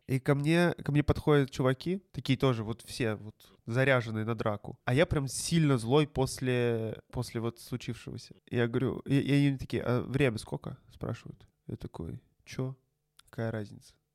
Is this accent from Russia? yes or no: yes; Kazan, Tatarstan, Russia; у нас в Казани